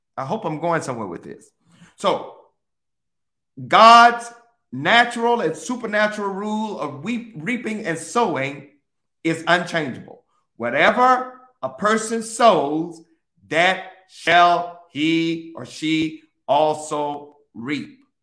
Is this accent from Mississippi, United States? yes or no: yes; Mississippi, United States; I grew up in Mississippi